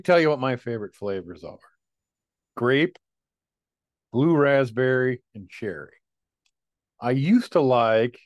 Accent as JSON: {"language": "English", "country": "United States", "said": "I'm American"}